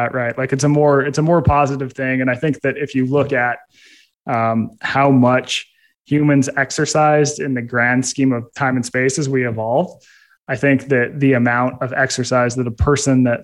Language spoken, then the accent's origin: English; Utah, United States; I grew up in Utah